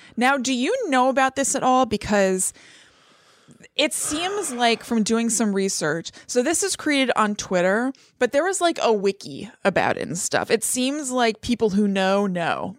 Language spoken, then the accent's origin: English; United States; I'm American as apple pie